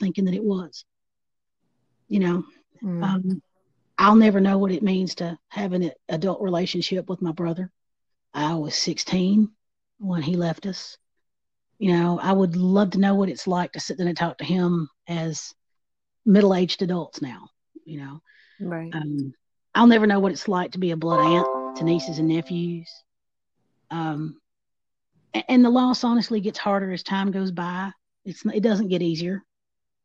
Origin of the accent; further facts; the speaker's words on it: Big Rock, Tennessee, United States; moved away; I grew up in Big Rock. I am a native of Stewart County.